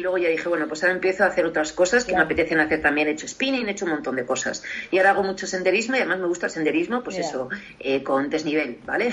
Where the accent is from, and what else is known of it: Spain; also born or lived in Paris, France